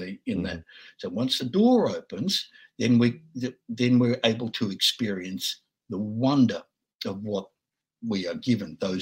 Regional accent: Australia; I'm just an Aussie dude

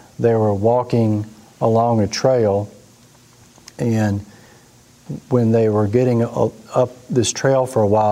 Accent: Mississippi, United States; we grew up in Mississippi.

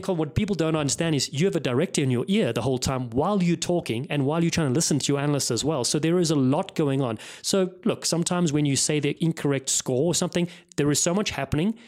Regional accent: Cape Town, Western Cape, South Africa; also born or lived in Los Angeles, United States; now in Westport, United States; I grew up in Cape Town

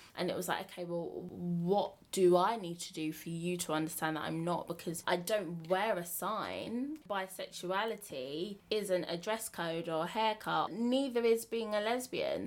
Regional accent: Bromley, London, United Kingdom; I am from Bromley, which is basically Kent, but not really Kent.

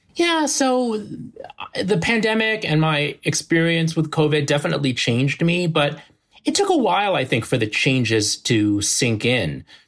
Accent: New Jersey suburbs, United States; moved away as an adult; now in Manhattan, United States; we grew up in the New Jersey suburbs

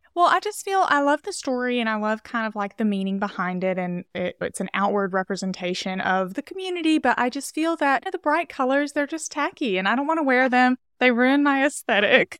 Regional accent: Castleberry, Alabama, United States; moved away as an adult; also born or lived in Birmingham, Alabama; now in Los Angeles, United States; I'm originally from Alabama, from, like, a really rural town in Alabama

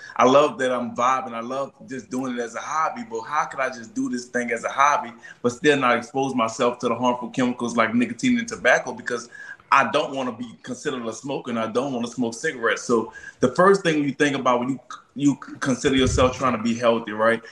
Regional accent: New Orleans, Louisiana, United States; I'm from New Orleans

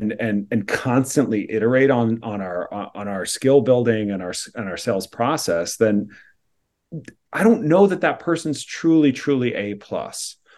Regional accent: California, United States; the way I grew up in Silicon Valley was like, this is just what people do.

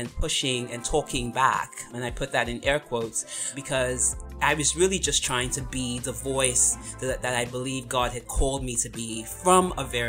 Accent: England, United Kingdom; born there; also born or lived in United States; So I was born in England. My parents are from Nigeria, but I also schooled in the US as well.

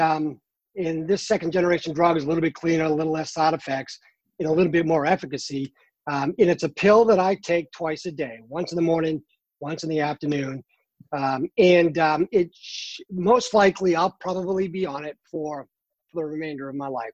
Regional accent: Boston, Massachusetts, United States; now in North Carolina, United States; I'm originally from uh, Boston, Massachusetts.

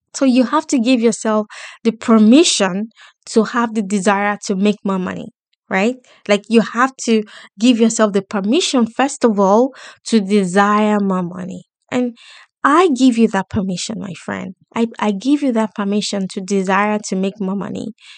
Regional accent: Lagos, Nigeria; moved away; I grew up in Islam in Lagos, in Nigeria

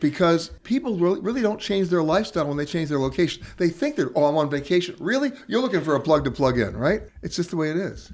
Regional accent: New York, United States; also born or lived in Los Angeles; I'm from New York, and, and, you know, I grew up in neighborhoods.

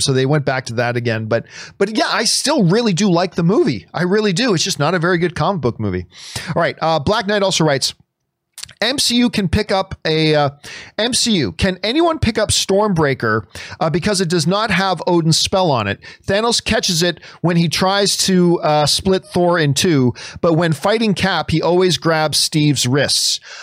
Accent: Canada; as a Canadian

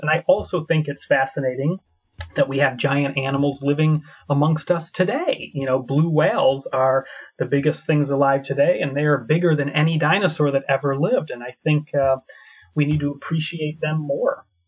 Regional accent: United States; moved away as an adult; also born or lived in Scotland; now in Edinburgh, United Kingdom; I'm from America originally, but I moved to Scotland uh, about seven years ago

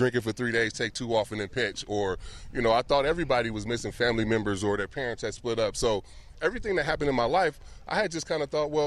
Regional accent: Vallejo, California, United States; a kid like me growing up in Vallejo

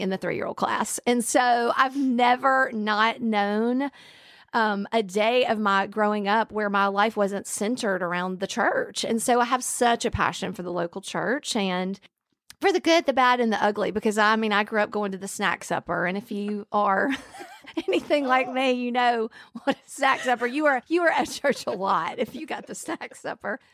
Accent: Alabama, United States; I was raised in Alabama

